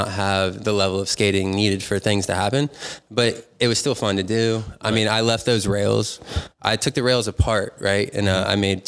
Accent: North Carolina, United States; moved away as an adult; also born or lived in Virginia Beach / New Castle, Pennsylvania; now in Pittsburgh area, United States; I grew up Dahn in North Carolina in some like little podunk town

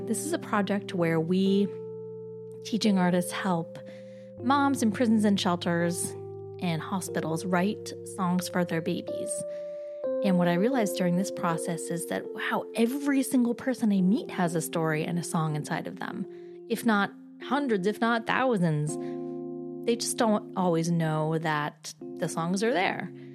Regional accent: Boise, Idaho, United States; moved away as an adult; also born or lived in Twin Falls, Idaho; now in New York City, United States; I was born in Twin Falls and raised in Boise

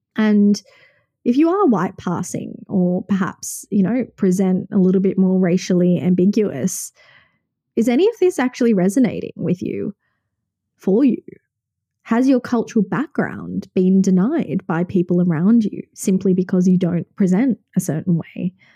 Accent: Sydney, New South Wales, Australia; born and raised in Sydney, Australia

